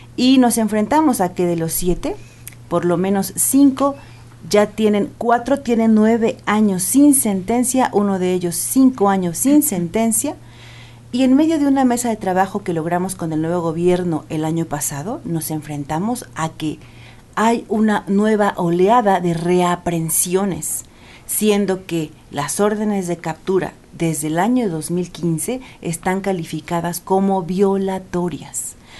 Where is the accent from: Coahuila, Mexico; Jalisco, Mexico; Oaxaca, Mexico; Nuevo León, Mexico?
Oaxaca, Mexico; Eloxochitlán de Flores Magón; mi pueblo